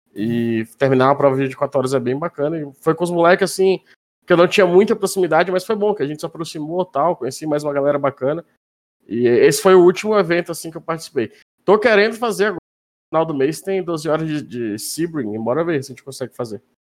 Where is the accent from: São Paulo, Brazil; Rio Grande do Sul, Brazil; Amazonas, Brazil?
Amazonas, Brazil; Manaus; moved away as an adult; now in Minas Gerais, Brazil; eu sou de Manaus